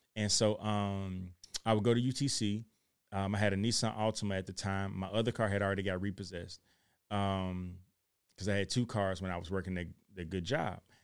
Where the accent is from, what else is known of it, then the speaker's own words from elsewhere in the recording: Chattanooga, Tennessee, United States; I'm from Chattanooga, Tennessee.